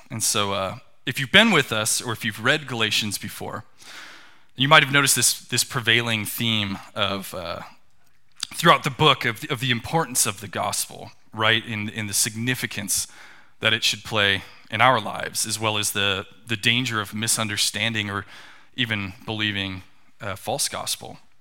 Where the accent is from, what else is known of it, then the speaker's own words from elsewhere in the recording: Tucson, Arizona, United States; I grew up in Tucson, Arizona.